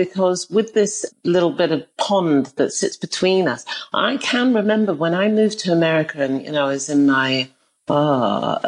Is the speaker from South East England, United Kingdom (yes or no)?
no; London, United Kingdom; I grew up in North London, which is a predominantly Jewish neighborhood.